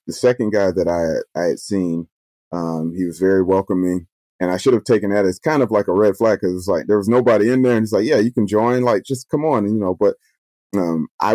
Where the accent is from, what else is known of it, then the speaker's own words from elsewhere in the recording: Atlanta, Georgia, United States; moved away as an adult; also born or lived in Washington, D.C.; now in Japan; I grew up in the South. I grew up in Atlanta. I'm born and raised in the American South